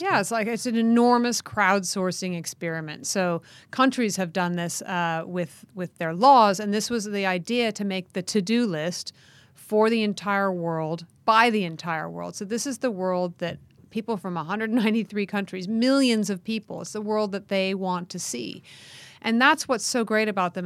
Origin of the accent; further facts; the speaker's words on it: United States; the United States, my home country